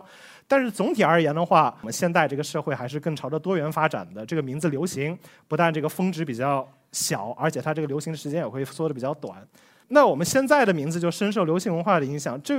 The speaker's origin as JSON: {"language": "Chinese", "country": "China", "said": "我们中国人的姓相对来说比较少"}